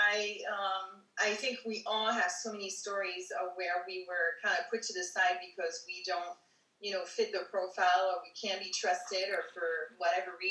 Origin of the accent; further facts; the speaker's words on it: Paris, Île-de-France, France; moved away as an adult; also born or lived in East Coast, United States; I'm originally from Paris. Um, I was uh, born there and I lived there until I was 21. Then I moved to the US. I traveled in between and lived different places in, the, in you know, in the meantime.